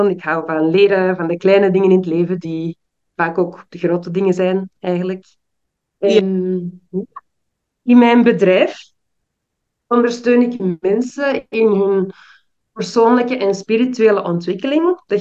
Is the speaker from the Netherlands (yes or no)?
no; Belgium; also born or lived in Suriname / Peru / Brazil; now in Ghana; ik ben in België geboren en opgegroeid. Ik heb op heel veel verschillende plaatsen in de wereld gewoond. Voornamelijk Zuid-Amerika, Suriname, Peru, Brazilië. En nu woon ik in Ghana, wat ook het land is van mijn vader.